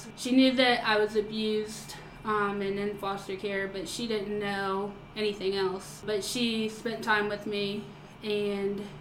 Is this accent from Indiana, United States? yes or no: no; Central Florida, United States; I grew up in Central Florida